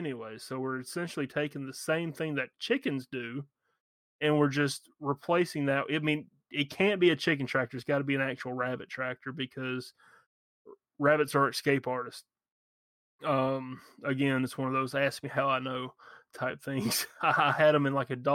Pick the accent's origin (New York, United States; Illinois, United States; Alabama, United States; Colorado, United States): Alabama, United States; I'm from Alabama.